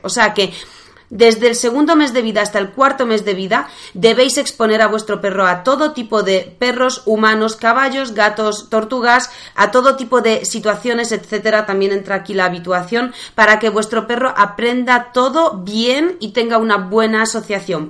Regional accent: Poland; Spanish is a second language; now in Spain; soy polaca

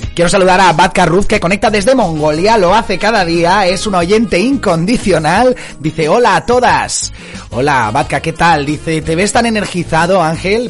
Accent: Marina Alta, Valencian Community, Spain; mi tierra, de la Marina Alta

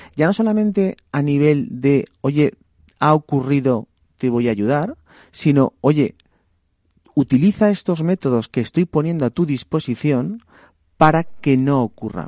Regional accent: Valencia, Valencian Community, Spain; mi ciudad de Valencia

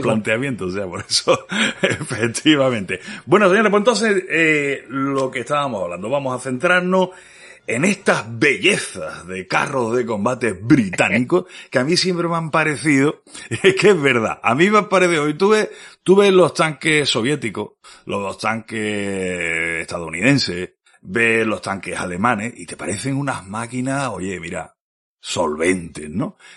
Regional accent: Andalusia, Spain; accent: Andalusian; yo soy el andaluz

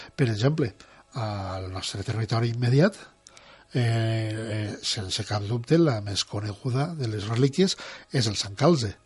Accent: Ontinyent, Valencian Community, Spain; el meu poble, abans de la Guerra Civil, a Ontinyent

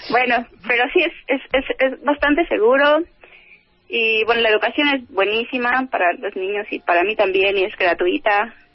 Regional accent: Mexico City, Mexico; moved away as an adult; now in Finland; yo soy del DEF

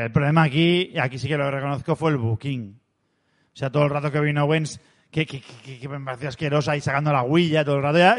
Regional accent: Spain; nosotros somos de España

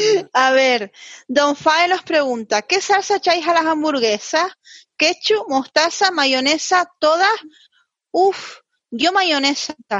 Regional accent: Canary Islands, Spain; Yo como canaria

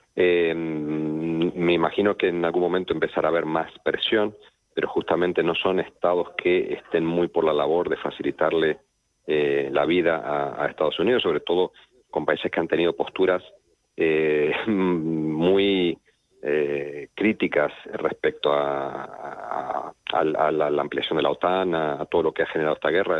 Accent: Argentina; yo soy argentino y en Argentina se nota

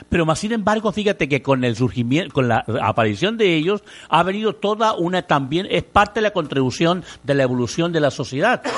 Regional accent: Mexico; somos nosotros los mexicanos

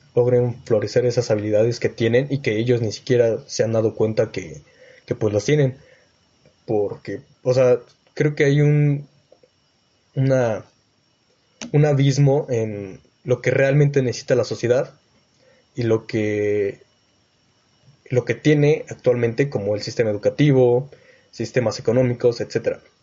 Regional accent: Mexico City, Mexico; moved away; also born or lived in Texcoco, State of Mexico; yo vengo de la Ciudad de México y actualmente estoy viviendo en Texcoco, en el Estado de México.

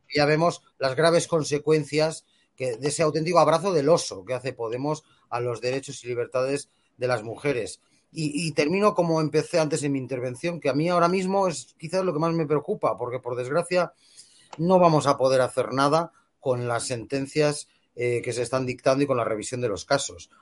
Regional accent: Bilbao, Basque Country, Spain; si me permitís añadir una cuestión como bilbaíno

